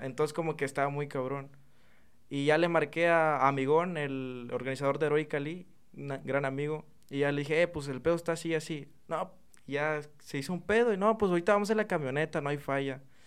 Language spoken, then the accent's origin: Spanish; Chiapas, Mexico; moved away as an adult; now in Reynosa, Mexico; tiene como un año aproximadamente que ya aquí, pero yo soy del estado de Chiapas